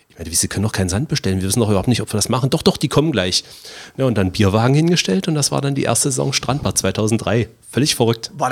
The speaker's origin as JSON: {"language": "German", "town": "Magdeburg", "region": "Saxony-Anhalt", "country": "Germany", "tie": "born or raised there", "said": "Wer das kennt in Magdeburg, das ist hier Lüneburger Straße hinterm Haus des Handwerks. Jesus. Also ich habe als Kind immer die Kartoffeln im Haus des Handwerks gemupst."}